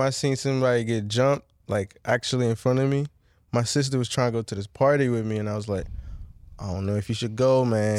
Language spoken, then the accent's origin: English; Bowie, Maryland, United States; also born or lived in Nigeria / Laurel, Maryland / Washington, D.C. / Montgomery County, Maryland; I grew up here. I was born in Nigeria, I came mad young, but I'm still super cultured in Nigeria, but I know, like, I lived in Bowie